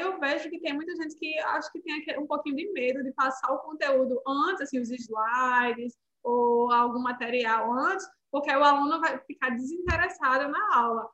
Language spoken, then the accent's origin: Portuguese; Recife, Pernambuco, Brazil; moved away as an adult; also born or lived in Texas, United States; now in Ottawa, Canada; eu sou uma nordestina, né? Vim de Recife.